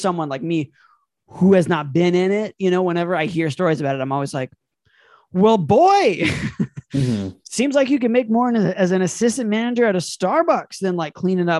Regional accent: Detroit, Michigan, United States; I'm from Detroit. No, I don't know …. And yes, I do know where 8 Mile is.

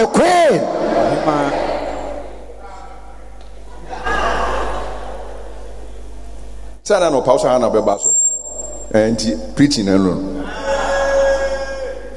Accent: Ghana; I'm a Ghanaian. I'm a black African.

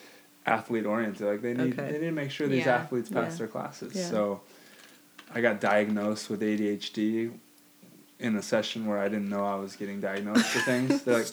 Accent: Hawaii, United States; I grew up in Hawaii, so it's a melting pot of cultures.

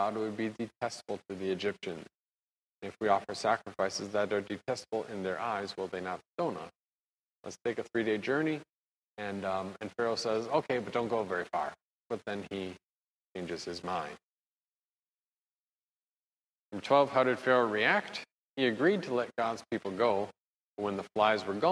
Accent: Wisconsin, United States; I'm from Wisconsin.

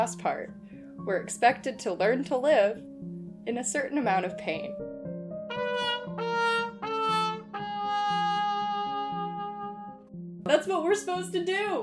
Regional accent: Texas, United States; now in Seattle, United States; the part in Texas that I'm from wasn't super deserty

